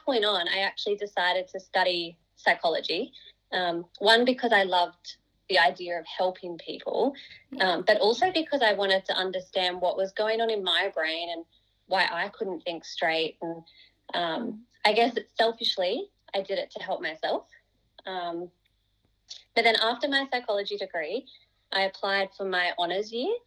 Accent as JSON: {"language": "English", "town": "Toowoomba", "region": "Queensland", "country": "Australia", "tie": "born or raised there", "said": "I was born and raised in Toowoomba. So I went to primary school and high school here."}